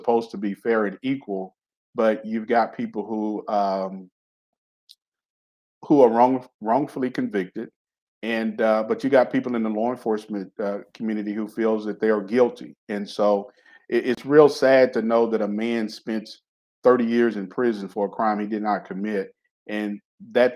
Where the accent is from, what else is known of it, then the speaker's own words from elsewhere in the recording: Hobbs, New Mexico, United States; my home state of New Mexico